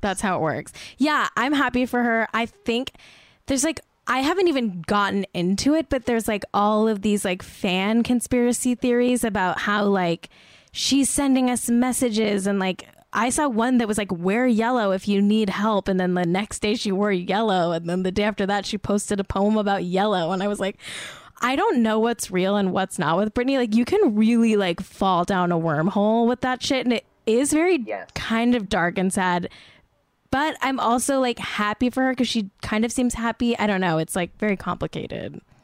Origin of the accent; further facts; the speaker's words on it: Manhattan Beach, California, United States; also born or lived in Santa Monica, California; Manhattan Beach, California, my place of birth. Actually, I was born in Santa Monica